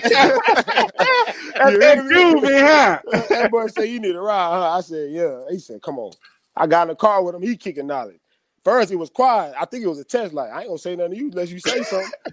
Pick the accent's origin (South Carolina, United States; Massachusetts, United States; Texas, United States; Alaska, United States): Texas, United States; Temple; also born or lived in Belton, Texas / Midland, Texas; I grew up in Temple, like, but I went to Belton.